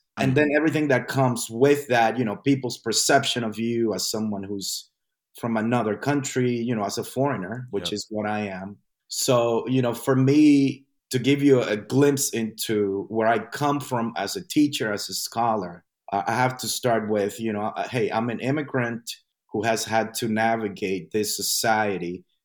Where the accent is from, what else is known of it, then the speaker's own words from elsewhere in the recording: New York City, New York, United States; I forgot to mention that I migrated to New York City. So I went to high school in New York City. So I am from New York City in the U.S.